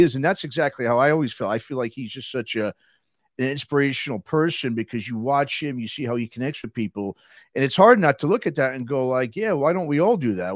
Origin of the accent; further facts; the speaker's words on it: New York, United States; now in Southern California, United States; I grew up in New York and moving from New York to, to Southern California